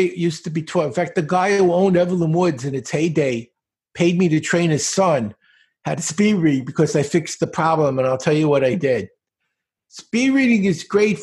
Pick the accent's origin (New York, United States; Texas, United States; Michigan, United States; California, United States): New York, United States; New York City; I grew up in Brooklyn, in a very bad part of Brooklyn